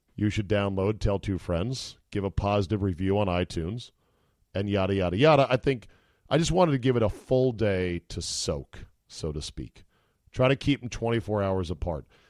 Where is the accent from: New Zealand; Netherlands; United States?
United States; Utica, New York; I'm from Utica